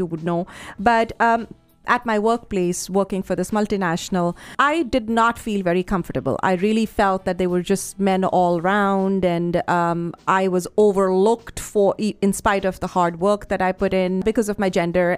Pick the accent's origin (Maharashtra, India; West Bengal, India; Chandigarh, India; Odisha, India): Chandigarh, India; moved away as an adult; also born or lived in Patiala, Punjab / Delhi; I grew up in Chandigarh